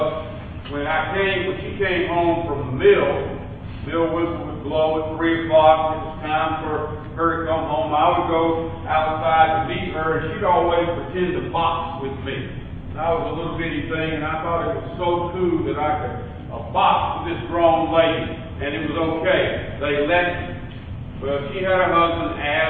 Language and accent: English; Porterdale, Georgia, United States; I was raised in Porterdale, Georgia